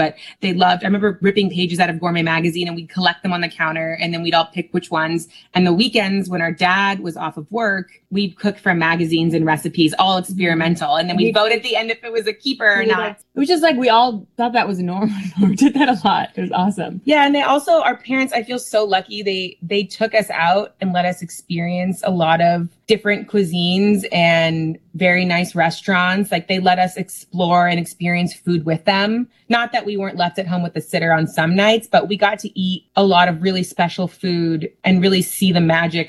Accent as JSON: {"language": "English", "region": "California", "country": "United States", "tie": "born or raised there", "said": "growing up in California where it's 70 degrees year round"}